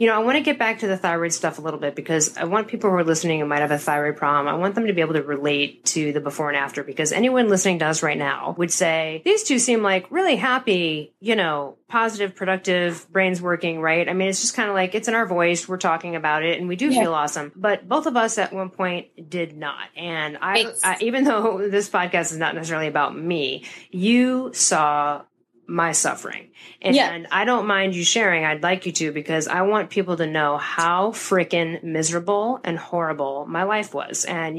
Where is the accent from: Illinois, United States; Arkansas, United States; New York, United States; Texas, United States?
Illinois, United States; Chicago; we're from Chicago. We're going to have to order that Pacino's in and do that at some point.